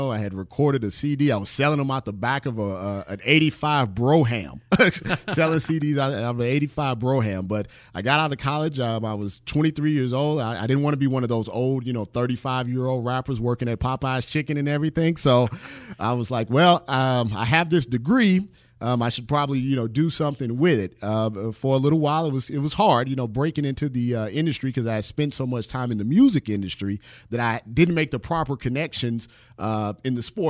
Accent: St. Louis, Missouri, United States; Well, I'm originally from St. Louis, Missouri. I actually still reside there now.

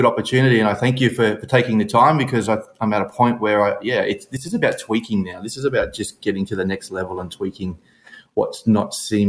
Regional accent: Brisbane, Queensland, Australia; I am from Brisbane, Australia. 51 years of age

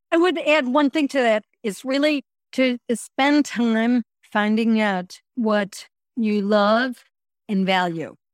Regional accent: Chicago, Illinois, United States; moved away as an adult; I moved back to Chicago. This was in my early fifties

